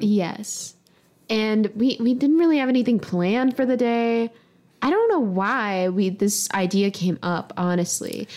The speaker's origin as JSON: {"language": "English", "region": "the South", "country": "United States", "said": "I'm from the South"}